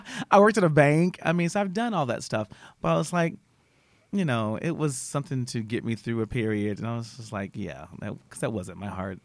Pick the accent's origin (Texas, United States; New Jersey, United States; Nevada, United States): Texas, United States; Austin; I'm from Austin